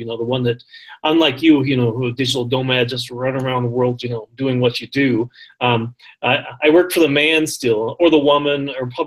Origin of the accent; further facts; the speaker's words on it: Midwest, United States; also born or lived in Iowa; I'm from the Midwest, so we live in Iowa, right next to Omaha, Nebraska